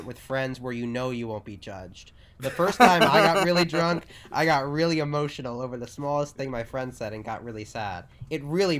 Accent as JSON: {"language": "English", "town": "New York City", "region": "New York", "country": "United States", "said": "I'm from New York City"}